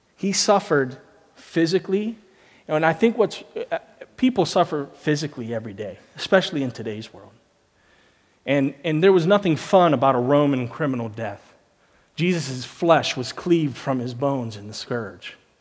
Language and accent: English; United States; moved away; I'm from America